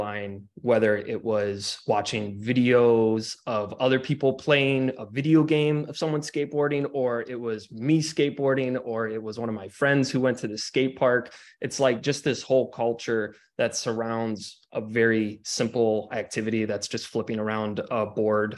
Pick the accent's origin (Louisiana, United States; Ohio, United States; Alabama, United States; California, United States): Ohio, United States; Cleveland; I grew up in Cleveland, Ohio